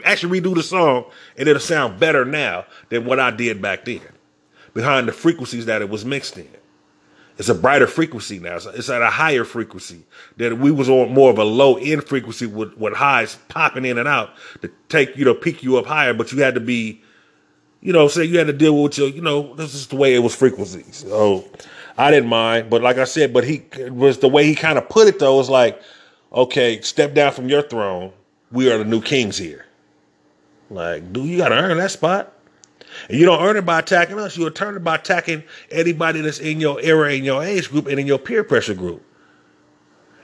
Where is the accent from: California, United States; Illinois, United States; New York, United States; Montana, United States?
California, United States; Inglewood; I'm from Inglewood.